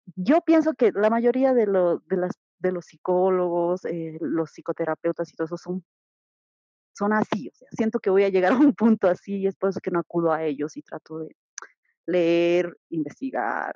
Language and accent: Spanish; Bolivia; soy de Bolivia.